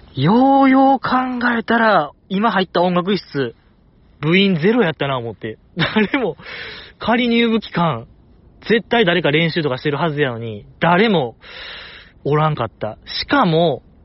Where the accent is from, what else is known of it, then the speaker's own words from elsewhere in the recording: Osaka, Japan; 大阪生まれ、大阪育ちの人間が東北かぶれになる